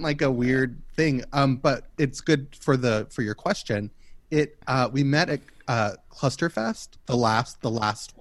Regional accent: Kentucky, United States; moved away; also born or lived in Oakland; I'm from Kentucky.

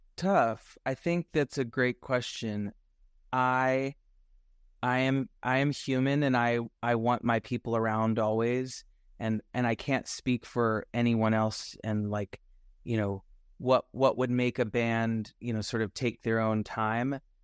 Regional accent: Nashville, Tennessee, United States; I'm from Nashville, Tennessee, so, and I don't have any family in the music business, so I just grew up, like, always wanting to sing

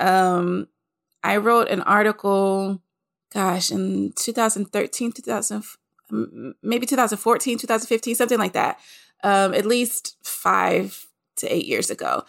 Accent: Nashville, Tennessee, United States; I'm from Nashville, Tennessee

